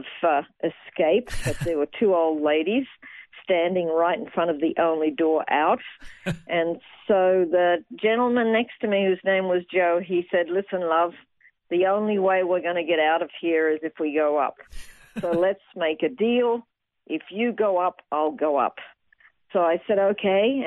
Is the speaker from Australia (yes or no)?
yes; Toowoomba, Queensland, Australia; moved away as an adult; also born or lived in Brisbane / London; now in Jerusalem, Israel; I was born in Brisbane, and I grew up mostly in Toowoomba, and I left Australia when I was 20